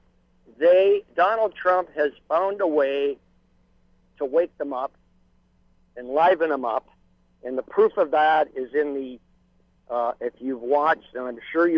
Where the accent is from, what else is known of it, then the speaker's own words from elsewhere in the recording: Windsor, Ontario, Canada; now in Stratford, Canada; I'm a Canadian living in Canada all my life, grew up in Windsor, Detroit area